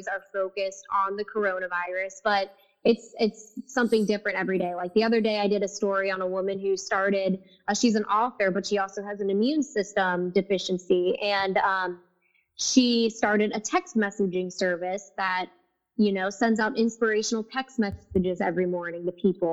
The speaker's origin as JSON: {"language": "English", "town": "Cincinnati", "region": "Ohio", "country": "United States", "tie": "born or raised there", "also_born_or_lived": "Rochester, Minnesota / Indianapolis", "moved": "as an adult", "said": "to do the news in my hometown, and Cincinnati is my hometown"}